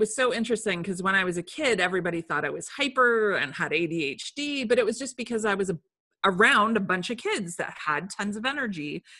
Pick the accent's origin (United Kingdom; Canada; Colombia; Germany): United Kingdom; England; born there; So I was born in England, and while I was there, I had a crazy high fever